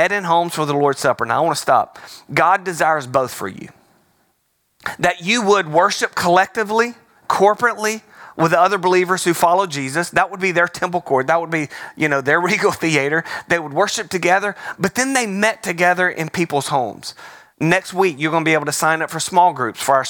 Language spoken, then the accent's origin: English; Alabama, United States; I'm from Alabama